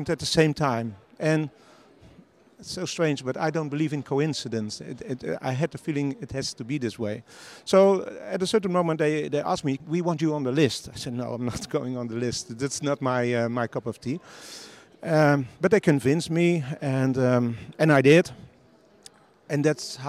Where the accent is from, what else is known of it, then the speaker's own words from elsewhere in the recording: Netherlands; I live in the Netherlands. I'm from the Netherlands.